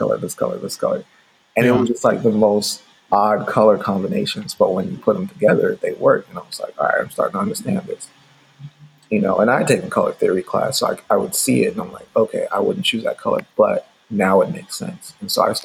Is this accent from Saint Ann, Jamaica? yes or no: yes; St. Ann Parish, Saint Ann, Jamaica; moved away; I grew up in Jamaica in my formative years. I was living with my grandfather and my step grandmother in rural Jamaica in like St. Anne Parish. And I was actually born in Jamaica too